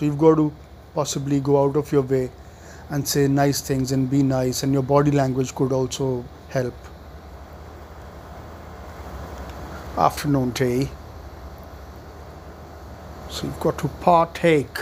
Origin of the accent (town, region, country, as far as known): India